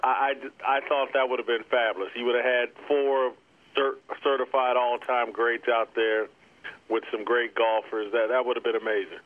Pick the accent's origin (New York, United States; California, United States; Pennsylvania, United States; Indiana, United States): Indiana, United States; Indianapolis; moved away; also born or lived in Kansas City; I grew up in Indianapolis